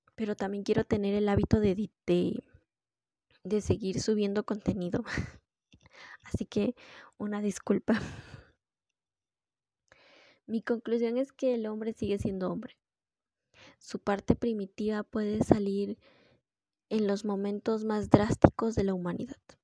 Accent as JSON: {"language": "Spanish", "country": "Peru", "said": "somos, soy de Perú"}